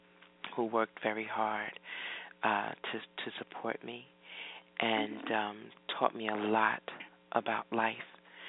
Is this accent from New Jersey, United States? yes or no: yes; New Jersey, United States; So that's pretty much my childhood growing up in Jersey.